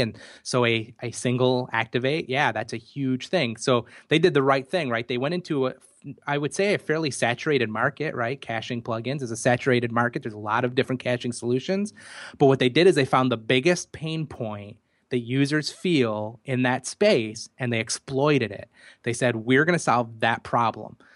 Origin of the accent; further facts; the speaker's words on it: United States; accent: American; my American accent